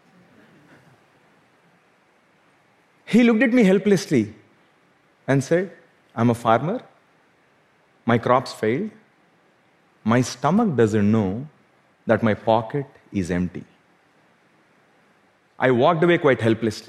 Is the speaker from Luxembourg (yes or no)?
no; South India, India; Growing up in South India